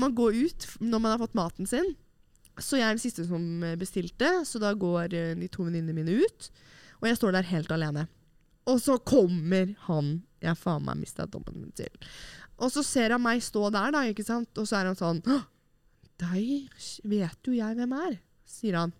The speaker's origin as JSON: {"language": "Norwegian", "region": "Oslo", "country": "Norway", "moved": "as an adult", "said": "mine nære og kjære hjemme i Oslo"}